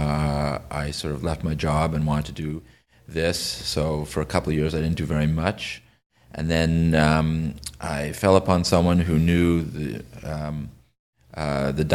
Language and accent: English; Ottawa, Ontario, Canada; I'm from Ottawa